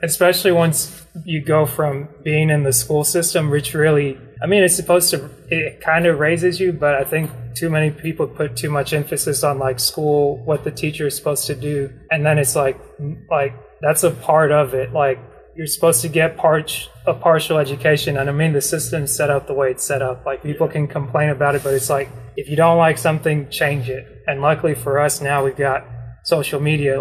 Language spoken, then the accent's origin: English; Dalton, Georgia, United States; I grew up in Dalton